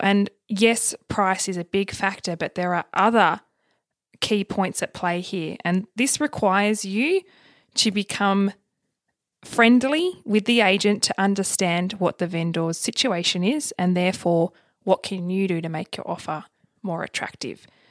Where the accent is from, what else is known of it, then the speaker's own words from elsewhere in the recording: Tasmania, Australia; moved away; I'm originally from Tassie